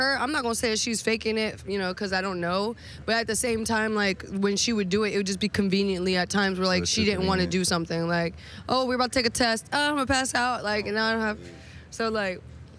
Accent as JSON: {"language": "English", "region": "Virginia", "country": "United States", "tie": "born or raised there", "also_born_or_lived": "Puerto Rico", "said": "Yeah, I was born in Puerto Rico and then like my parents were military, so I moved around a lot. But ended up in Virginia and that's kind of what made me who I am."}